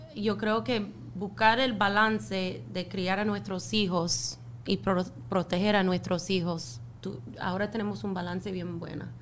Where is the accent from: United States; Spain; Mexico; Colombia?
United States; Minnesota; Spanish is a second language; now in Miami, United States; yo soy de Minnesota